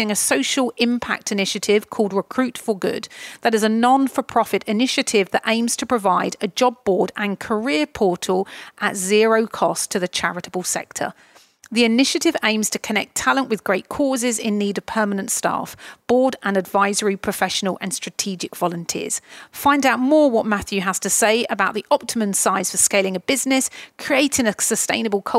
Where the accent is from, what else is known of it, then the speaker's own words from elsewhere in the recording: Chatham, South East England, United Kingdom; I'm from Chatham